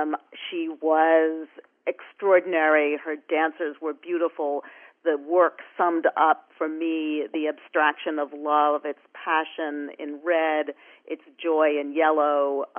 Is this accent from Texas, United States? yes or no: no; New York, United States; I was lucky enough to be brought up in New York